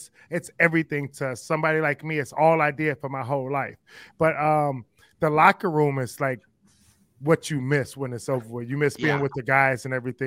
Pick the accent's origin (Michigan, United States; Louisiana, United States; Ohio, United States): Ohio, United States; Cleveland; I grew up in Cleveland